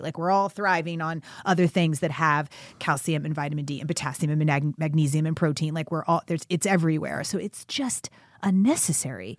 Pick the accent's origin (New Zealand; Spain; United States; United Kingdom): United States; Kentucky; I grew up in, in the South. I grew up in Kentucky